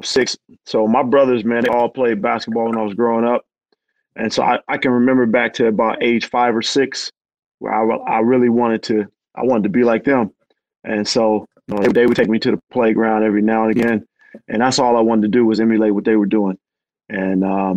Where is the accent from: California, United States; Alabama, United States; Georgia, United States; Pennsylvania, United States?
California, United States; Oakland; also born or lived in Union City, California; I was born and raised in Oakland